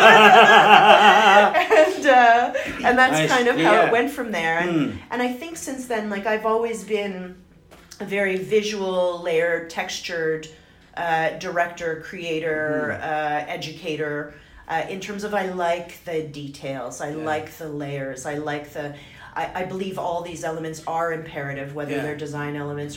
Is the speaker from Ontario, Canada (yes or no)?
yes; Ottawa, Ontario, Canada; moved away; also born or lived in Montreal / Toronto; I was born in Ottawa, and so I did some schooling there, and then eventually I found myself in Montreal.